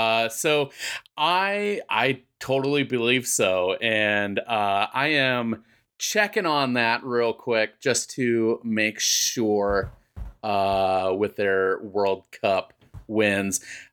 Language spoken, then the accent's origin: English; United States; me being an American, well, I have